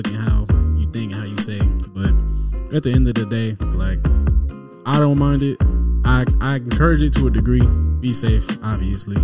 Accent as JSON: {"language": "English", "town": "Decatur", "region": "Georgia", "country": "United States", "tie": "born or raised there", "also_born_or_lived": "Sandy Springs, Georgia", "said": "I am a Georgia boy, born and raised."}